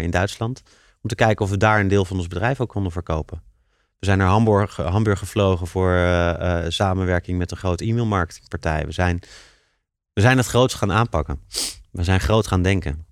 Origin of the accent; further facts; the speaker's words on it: Leiden, South Holland, Netherlands; een Leidse jongen en ik vind het heel fijn om in Leiden mijn bedrijf op te zetten.